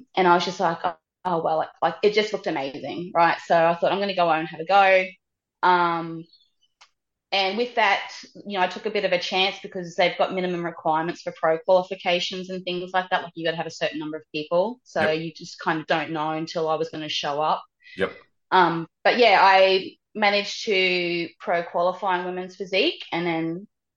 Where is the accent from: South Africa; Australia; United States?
Australia; I was from Australia